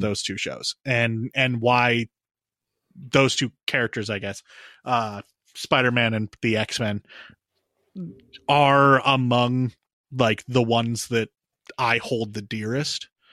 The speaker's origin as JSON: {"language": "English", "country": "United States", "tie": "born or raised there", "said": "Owen and I grew up in the United States"}